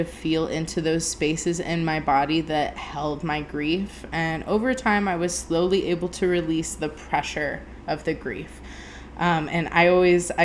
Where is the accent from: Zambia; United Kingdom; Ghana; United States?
United States; Sanford, Florida; moved away as an adult; also born or lived in Fort Myers, Florida; now in Colorado, United States; we moved from Fort Myers, Florida to Sanford, Florida, just outside of Orlando. And, that's where I spent, you know, the rest of my life, essentially, until I moved to Colorado a few years ago. I was in the middle of third grade